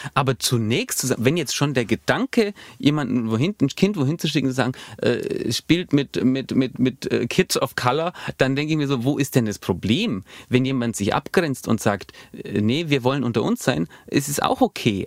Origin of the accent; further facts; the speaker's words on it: Allgäu, Bavaria, Germany; bei uns im Allgäu